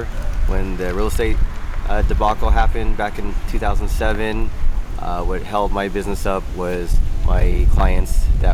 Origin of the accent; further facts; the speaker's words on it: San Francisco, California, United States; moved away as an adult; now in Las Vegas, United States; I'm originally from San Francisco, California, Bay Area. And I grew up there. I was there for 33 years and came out here about 10 years ago.